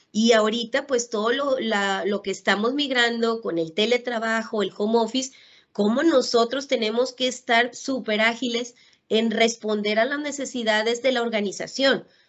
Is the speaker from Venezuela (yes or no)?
no; Ciudad Valles, San Luis Potosí, Mexico; moved away as an adult; now in Monterrey, Mexico; soy originaria de Ciudad Valle, San Luis Potosí. Por temas de educación, pues me vine a Monterrey, Nuevo León a estudiar